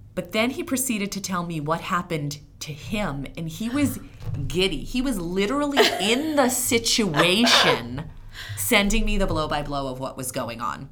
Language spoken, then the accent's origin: English; Philadelphia, Pennsylvania, United States; now in New England, United States; I live in New England, but I'm originally from Philadelphia.